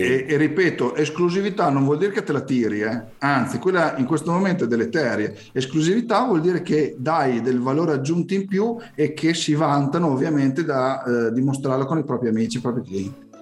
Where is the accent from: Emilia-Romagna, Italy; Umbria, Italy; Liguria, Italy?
Emilia-Romagna, Italy; io sono emiliano